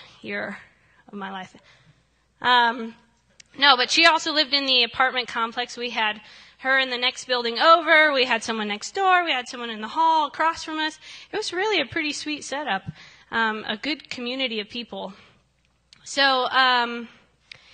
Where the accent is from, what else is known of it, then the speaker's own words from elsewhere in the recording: Ohio, United States; moved away; I come from the great state of Ohio.